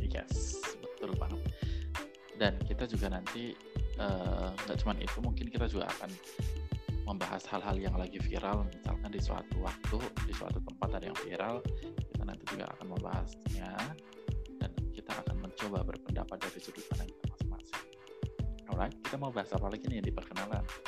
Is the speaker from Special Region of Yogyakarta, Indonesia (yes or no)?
yes; Yogyakarta, Special Region of Yogyakarta, Indonesia; aku berasal dari Jogja, lahir di Jogja, besar di Jogja